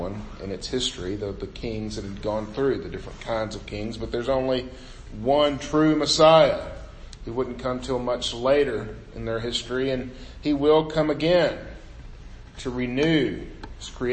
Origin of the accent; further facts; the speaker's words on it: United States; I grew up right on the Mississippi River